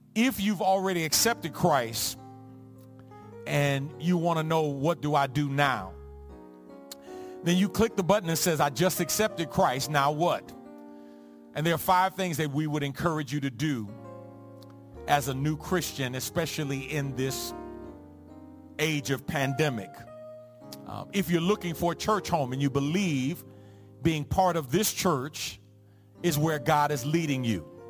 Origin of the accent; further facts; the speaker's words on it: New York City, New York, United States; two of my best friends growing up in the Jacob Rees housing projects on the Lower East Side of Manhattan